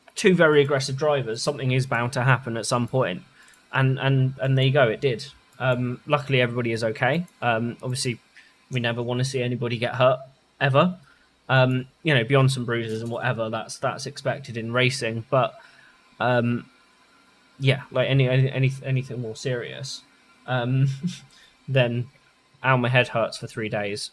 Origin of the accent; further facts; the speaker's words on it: England, United Kingdom; we're English